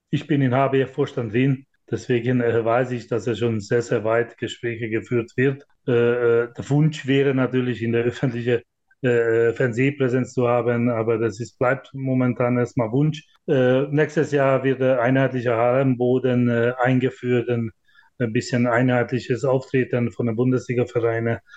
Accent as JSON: {"language": "German", "country": "Hungary", "second_language": "German", "lives_now": "Germany", "said": "ich komme aus Ungarn, da kenne ich sehr gut, da wird 90 Prozent alles vom Staat finanziert"}